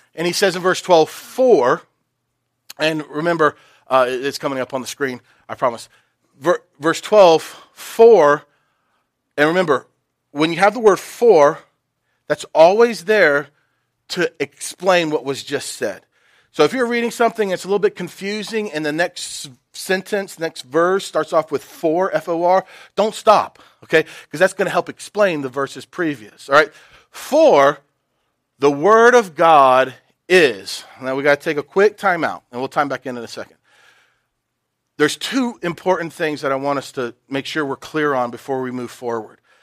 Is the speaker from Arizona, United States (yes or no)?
no; Knoxville, Tennessee, United States; I grew up in Knoxville